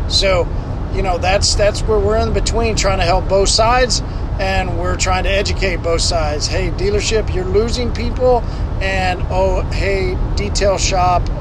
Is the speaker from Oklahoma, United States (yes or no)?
yes; Tulsa, Oklahoma, United States; Uh, I'm from Tulsa, Oklahoma.